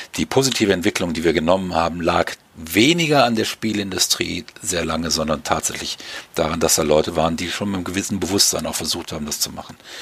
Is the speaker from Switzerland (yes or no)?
no; Germany; Ich darf als Deutscher